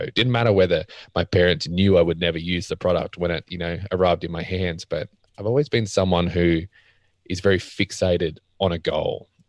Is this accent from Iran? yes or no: no; Australia; I grew up not in a poor family, but not in a rich family, just a standard middle-class Australian establishment.